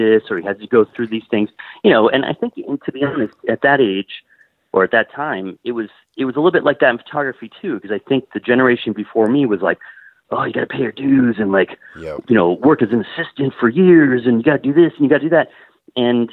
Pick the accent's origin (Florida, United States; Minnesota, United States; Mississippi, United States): Florida, United States; Miami; I grew up in Miami